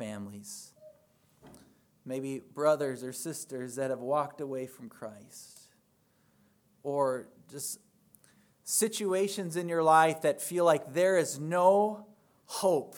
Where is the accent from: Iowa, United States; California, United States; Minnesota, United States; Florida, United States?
Minnesota, United States; moved away; I had the privilege to attend a Lutheran church in my hometown back in Minnesota this last Sunday